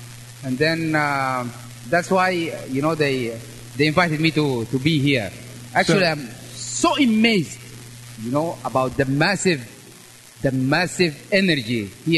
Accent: Sudan; now in South Korea; I'm from Sudan. And I live in South Korea.

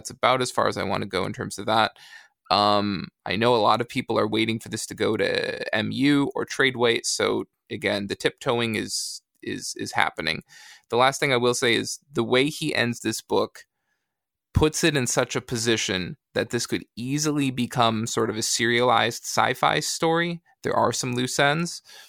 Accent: Michigan, United States; I certainly don't ever remember that growing up in West Michigan.

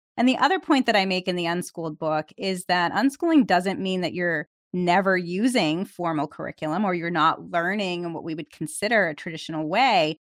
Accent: Massachusetts, United States; Massachusetts, my home state

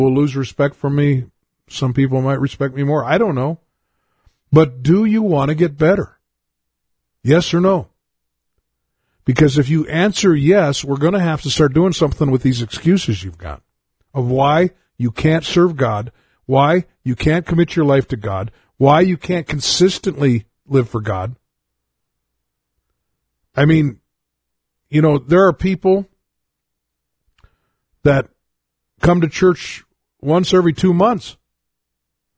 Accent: United States; as an American

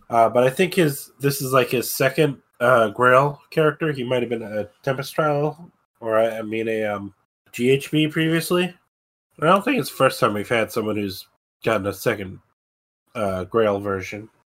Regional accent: Maryland, United States; I grew up in Maryland

